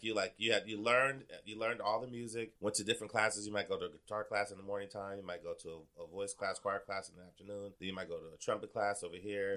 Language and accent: English; Portland, Oregon, United States; also born or lived in Wisconsin; I, grew up in Northeast Portland